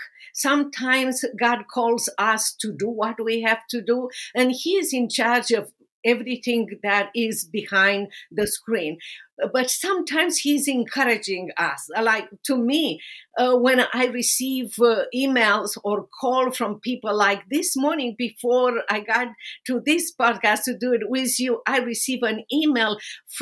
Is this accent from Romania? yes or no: yes; Romania; English is a second language; moved away as an adult; now in United States; my life under persecution in socialist communist Romania